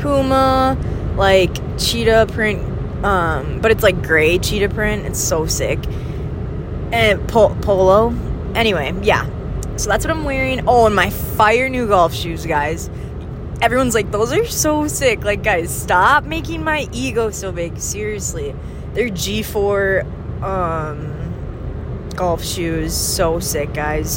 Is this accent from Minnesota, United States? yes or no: yes; northern Minnesota, United States; accent: northern Minnesotan; my middle with northern Minnesotan O's